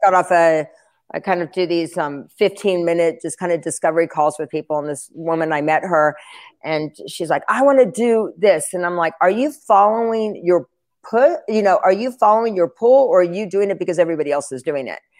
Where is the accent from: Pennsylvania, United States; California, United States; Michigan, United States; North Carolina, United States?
North Carolina, United States; Asheville; moved away; I'm from Asheville, North Carolina.